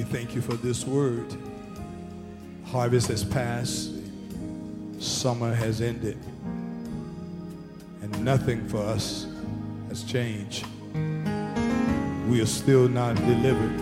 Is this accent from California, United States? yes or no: no; Arthurtown, South Carolina, United States; his family and I grew up together in Arthurtown